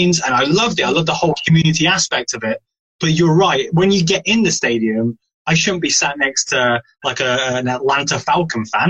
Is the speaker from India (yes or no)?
no; United Kingdom; I'm British